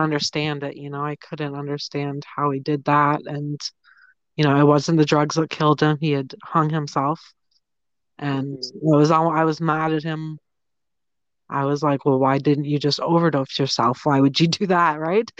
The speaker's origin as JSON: {"language": "English", "town": "Toronto", "region": "Ontario", "country": "Canada", "said": "I'm from Toronto or just outside of Toronto in Ontario, Canada."}